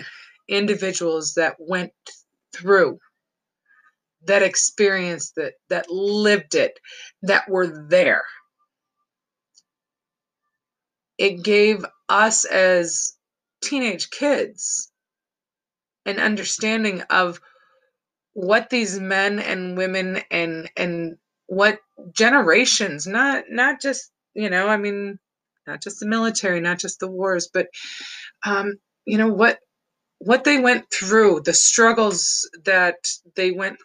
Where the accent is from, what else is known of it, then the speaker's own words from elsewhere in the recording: Hubbard Lake, Michigan, United States; Hubbard Lake, where I grew up